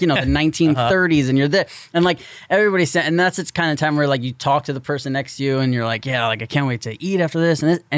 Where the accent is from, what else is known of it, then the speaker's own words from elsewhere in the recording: New York, United States; We're from New York.